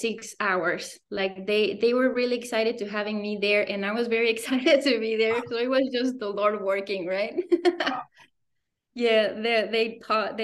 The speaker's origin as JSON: {"language": "English", "town": "Morelia", "region": "Michoacán", "country": "Mexico", "tie": "born or raised there", "also_born_or_lived": "Guanajuato / Querétaro", "moved": "as an adult", "said": "I grew up in Morelia, is my home state in Michoacán."}